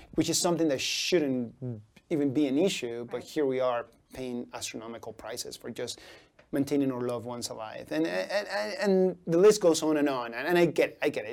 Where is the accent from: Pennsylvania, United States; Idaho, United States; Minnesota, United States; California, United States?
Idaho, United States; Boise; I grew up in the North End after I migrated here, you know, back in '94, and um, you know, my, I lived with my grandparents